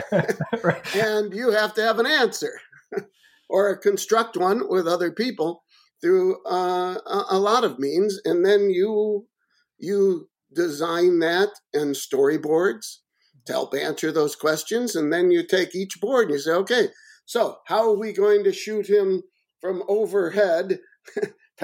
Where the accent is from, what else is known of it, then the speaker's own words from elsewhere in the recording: Chicago, Illinois, United States; Roger Ebert, my hometown critic